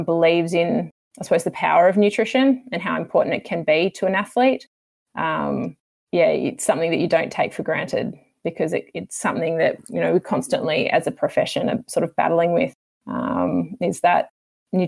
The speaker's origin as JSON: {"language": "English", "town": "Sydney", "region": "New South Wales", "country": "Australia", "moved": "as an adult", "said": "I'm from Sydney originally"}